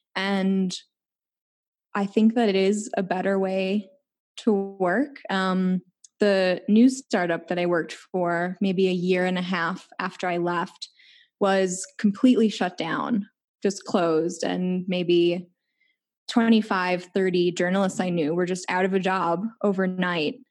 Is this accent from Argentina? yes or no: no; Chicago, Illinois, United States; moved away; I'm from Chicago